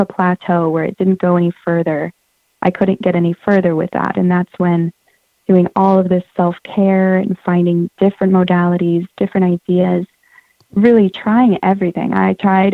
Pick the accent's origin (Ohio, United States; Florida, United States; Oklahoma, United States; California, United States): California, United States; Santa Cruz; I grew up in Santa Cruz